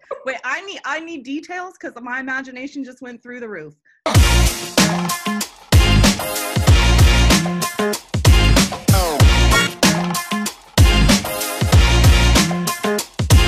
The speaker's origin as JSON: {"language": "English", "region": "Florida", "country": "United States", "moved": "yes", "lives_now": "Nashville, United States", "said": "I'm from Florida."}